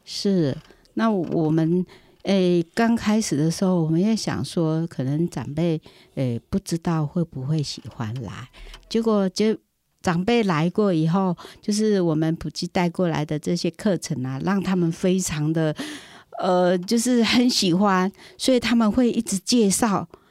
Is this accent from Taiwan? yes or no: yes; Puli, Nantou County, Taiwan; 我在那里出生，我小的时候看被他们追着打